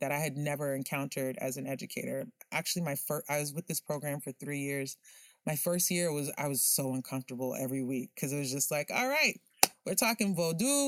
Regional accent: Miami, Florida, United States; a dark-skinned Haitian girl growing up in Miami

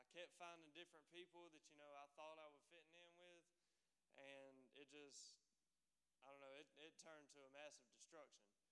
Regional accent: Dothan, Alabama, United States; I'm from Dothan, Alabama. If nobody knows where that's at, it's down at the very bottom

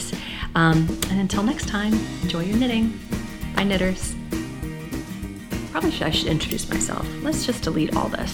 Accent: United States; I'm an American

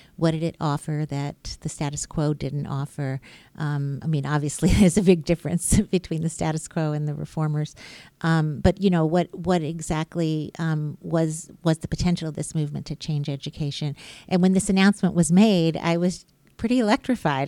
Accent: Birmingham, Alabama, United States; I was born and raised in Birmingham, Alabama

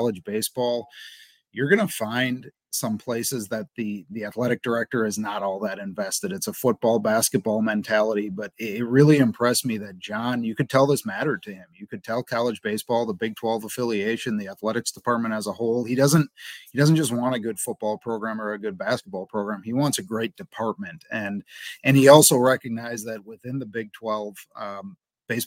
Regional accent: Wisconsin, United States; moved away as an adult; also born or lived in Central Michigan; now in Cincinnati, United States; I'm from Wisconsin

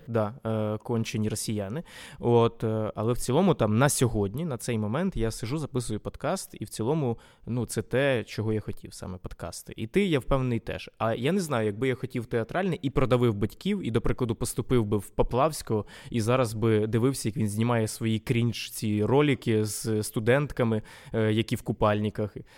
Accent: Vinnytsia, Vinnytsia Oblast, Ukraine; first language Ukrainian; я якби був спочатку україномовним взагалі за за програмним налаштуванням. Ось е, у Вінницьким

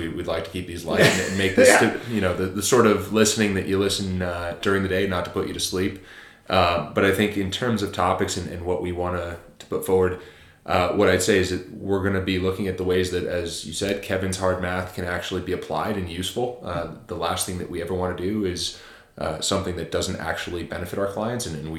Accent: Japan; born there; Actually, I was born in Japan.

